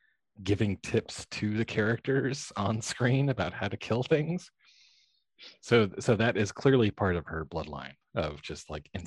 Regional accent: Pennsylvania, United States; moved away; I grew up in Pennsylvania.

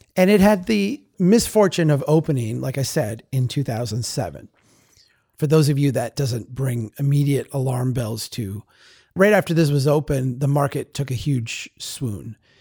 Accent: Baxter, Minnesota, United States; also born or lived in Brainerd, Minnesota; I live in Brainerd today. I grew up in Baxter

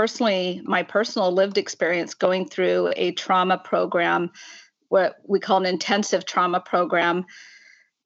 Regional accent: Washington, United States; moved away as an adult; now in Northern Ireland, United Kingdom; My accent probably gives it away that I'm actually from the United States. I grew up in Washington State

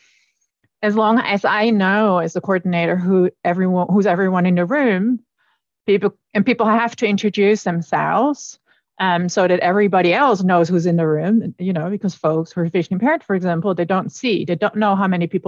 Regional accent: Netherlands; moved away; I come from the Netherlands

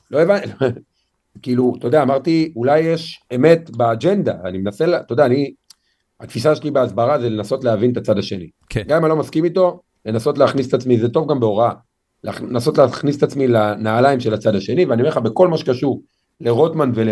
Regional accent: Lod, Central District, Israel; אבל גדלתי בשכונה שנגיד בהערכה גסה, 90 פלוס אחוז ממנה מולד עדות המזרח, שכונה קשת יום. איפה? משפחה קשת יום. בלוד.

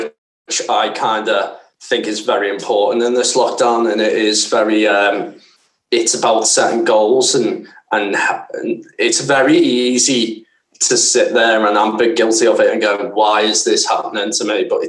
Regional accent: Scotland, United Kingdom; I'm Scottish. What do you expect?

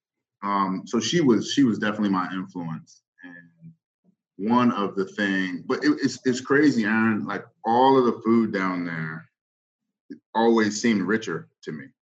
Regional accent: Northern Virginia, United States; moved away as an adult; now in Baltimore, United States; I'm not from Baltimore. Uh, I grew up in Virginia. both both my parents are from Mississippi, but I grew up in Northern Virginia

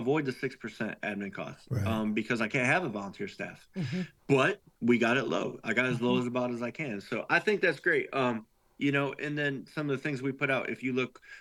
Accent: Tennessee, United States; here in my hometown community in Tennessee

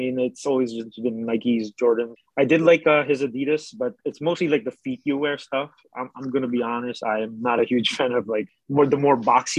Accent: Philippines; moved away; I grew up in the Philippines.

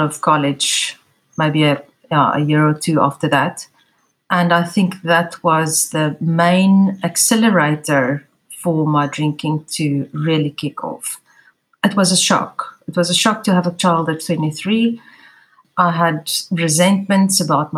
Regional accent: South Africa; I'm from South Africa. I live in Cape Town

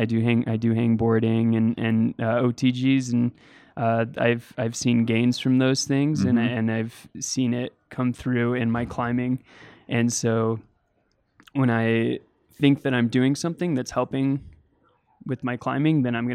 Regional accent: Boise, Idaho, United States; Yeah, so as I was growing up in Boise, climbing, I would run into that problem.

